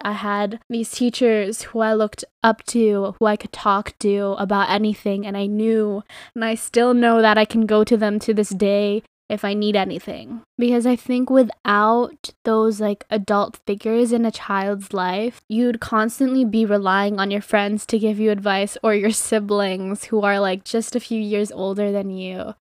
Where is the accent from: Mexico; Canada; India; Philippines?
Philippines; I'm fucking Filipino